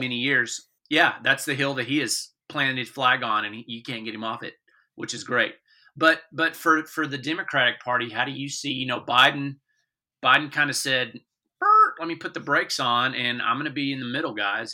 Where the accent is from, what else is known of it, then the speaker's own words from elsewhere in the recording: Texas, United States; I'm a Texan